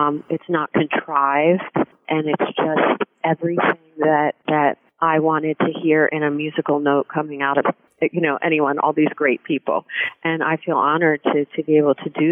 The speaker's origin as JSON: {"language": "English", "town": "Philadelphia", "region": "Pennsylvania", "country": "United States", "tie": "born or raised there", "said": "I was born and raised down in Philadelphia"}